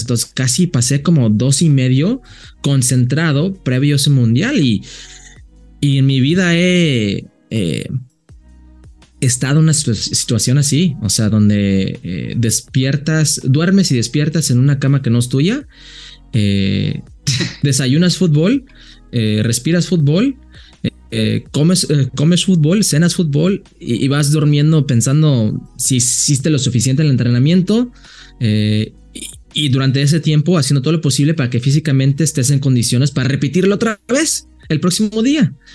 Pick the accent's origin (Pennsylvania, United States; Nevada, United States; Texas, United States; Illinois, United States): Nevada, United States; Las Vegas; moved away; also born or lived in Jalisco; mi ciudad natal, que es Las Vegas